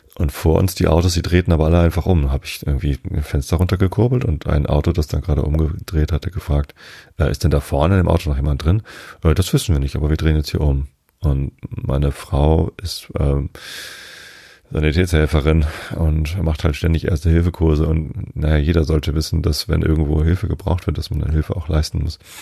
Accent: Lower Saxony, Germany; ich bin Norddeutscher

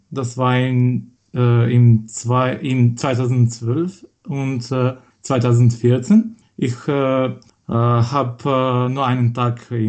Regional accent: Skopje, North Macedonia; German is a second language; äh, aus Skopje, Mazedonien. Äh, ich wurde 1990 geboren in Skopje und ich bin in derselben Stadt aufgewachsen.

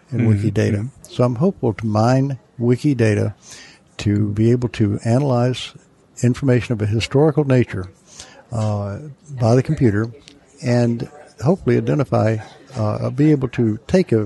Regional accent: North Carolina, United States; accent: southern; moved away as an adult; now in Michigan, United States; I am originally from North Carolina. That's where I got my southern accent, but I've lived in Michigan for 40 years.

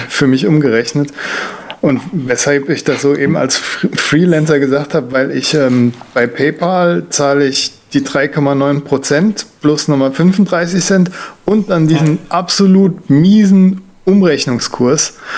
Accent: Germany; als Deutscher

